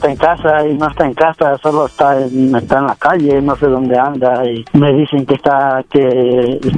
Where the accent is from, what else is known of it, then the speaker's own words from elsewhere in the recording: Guerrero, Mexico; yo soy de Guerrero